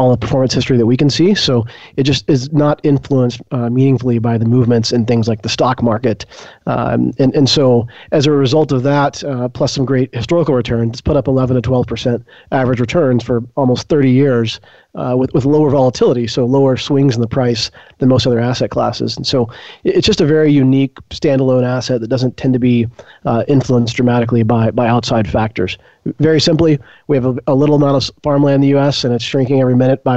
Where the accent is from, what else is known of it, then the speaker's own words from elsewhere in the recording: Arkansas, United States; also born or lived in San Francisco; I grew up here in Arkansas. I spent my childhood in a farming family